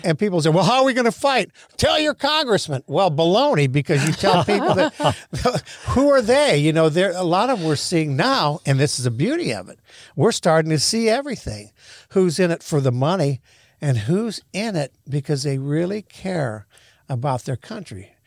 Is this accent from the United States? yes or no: yes; United States; moved away as an adult; also born or lived in Haiti / Israel / China; as being an American